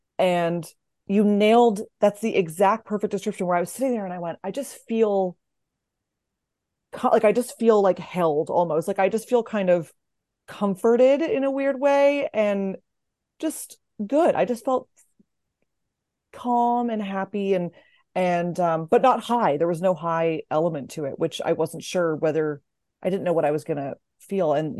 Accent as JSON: {"language": "English", "country": "Canada", "said": "We're Canadian."}